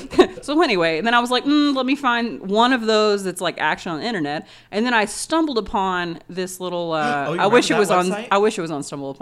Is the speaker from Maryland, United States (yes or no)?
no; Texas, United States; We're from Texas, so we're too fat for the horses.